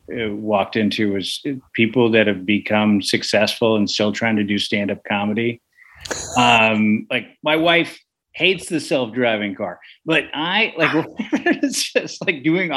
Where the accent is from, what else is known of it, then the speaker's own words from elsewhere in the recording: San Francisco, California, United States; And I grew up in San Francisco. I never learned how to drive a stick because we just didn't have them.